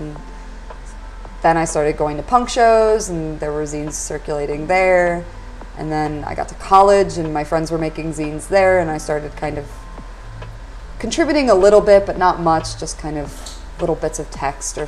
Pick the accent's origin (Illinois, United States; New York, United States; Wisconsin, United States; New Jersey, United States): Illinois, United States; moved away as an adult; now in Glasgow, United Kingdom; I'm from Illinois, and I'd taken part in Chicago Zine Fest. And when I moved over here